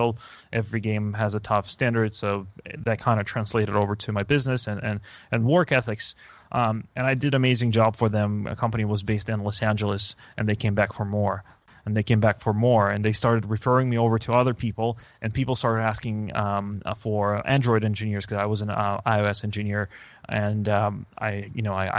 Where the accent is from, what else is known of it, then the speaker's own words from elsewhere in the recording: Moscow, Russia; moved away as an adult; now in San Francisco, United States; I was born and raised in Moscow